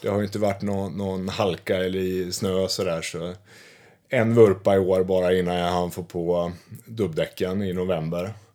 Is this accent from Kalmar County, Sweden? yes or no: yes; Västervik, Kalmar County, Sweden; moved away; jag kommer från Småland, från Västervik och när jag växte upp då